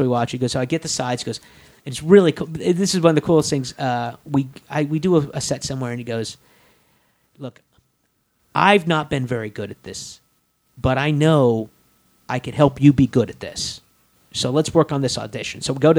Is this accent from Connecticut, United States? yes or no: no; Kansas, United States; I go, I'm from Kansas.